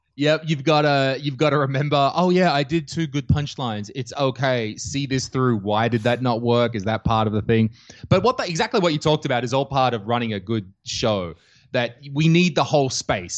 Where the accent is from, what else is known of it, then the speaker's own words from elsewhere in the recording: Australia; moved away as an adult; now in Estonia; I'm Australian and, uh, I grew up in Australia, but, uh, when I was about twenty-six, I decided to travel the world